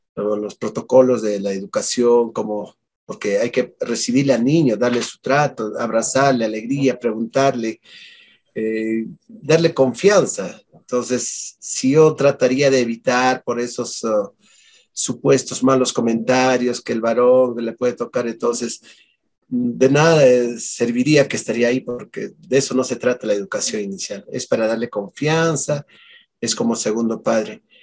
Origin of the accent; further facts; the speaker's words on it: La Mar Province, Ayacucho, Peru; Como yo soy acá de Ayacucho y de la provincia de La Mar